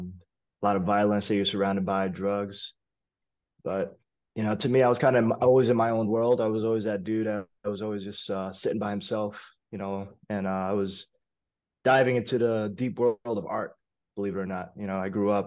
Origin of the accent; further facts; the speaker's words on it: New York City, New York, United States; I was born and raised in East Harlem. Lived there my whole entire life